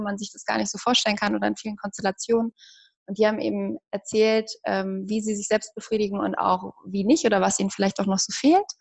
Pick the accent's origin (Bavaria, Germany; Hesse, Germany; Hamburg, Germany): Hamburg, Germany; moved away; ich komme ursprünglich aus Hamburg